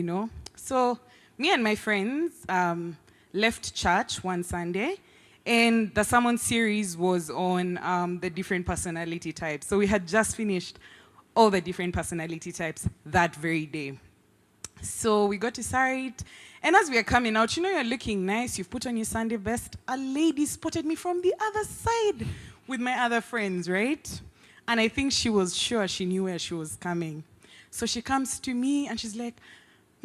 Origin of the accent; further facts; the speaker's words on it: Uganda; now in Nairobi, Kenya; I'm from Uganda.